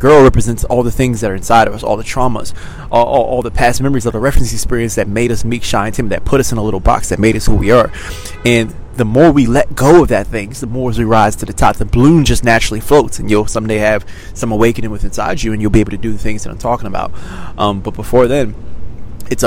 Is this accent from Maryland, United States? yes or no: yes; Maryland, United States; moved away as an adult; now in Los Angeles, United States; I grew up in Maryland, and now we've moved